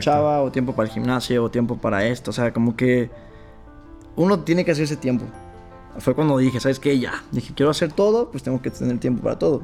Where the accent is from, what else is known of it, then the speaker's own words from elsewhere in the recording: Zacatecas, Mexico; now in León, Mexico; yo soy de Zacatecas.